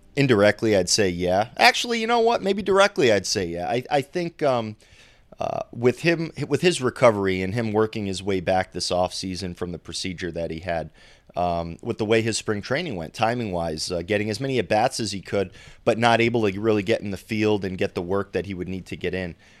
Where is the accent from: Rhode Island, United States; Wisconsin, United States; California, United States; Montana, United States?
Rhode Island, United States; I'm from Rhode Island